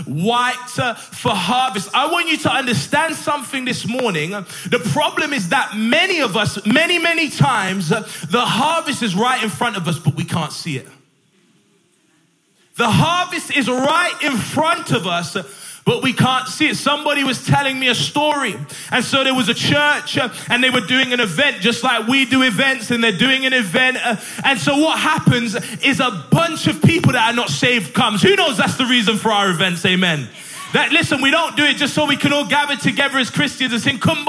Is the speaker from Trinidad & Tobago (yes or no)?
no; Sheffield, Yorkshire and the Humber, United Kingdom; now in Barnsley, United Kingdom; I'm pastoring in Barnsley at the moment, but I'm from Sheffield